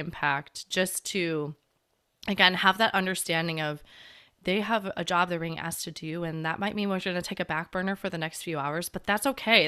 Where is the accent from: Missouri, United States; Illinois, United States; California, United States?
Illinois, United States; Chicago; moved away as an adult; I grew up in Chicago